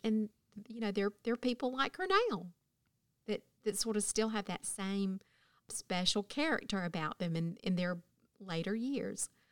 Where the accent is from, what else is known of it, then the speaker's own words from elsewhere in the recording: Thomaston, Georgia, United States; moved away as an adult; also born or lived in Athens, Georgia; while I was growing up in Thomaston, Georgia